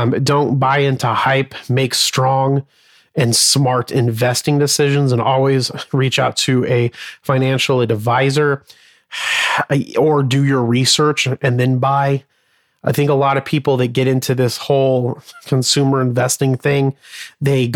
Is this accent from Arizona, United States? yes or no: yes; Arizona, United States; I was born and raised in Arizona